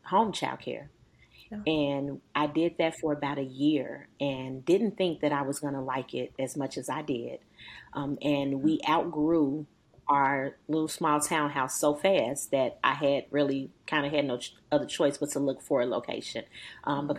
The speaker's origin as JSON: {"language": "English", "town": "Chicago", "region": "Illinois", "country": "United States", "moved": "as an adult", "lives_now": "Powder Springs, United States", "said": "I'm actually from Chicago"}